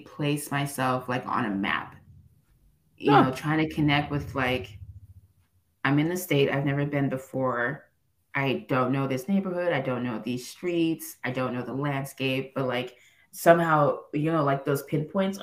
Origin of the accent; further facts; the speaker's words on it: Los Angeles, California, United States; also born or lived in Cameroon; I grew up in Los Angeles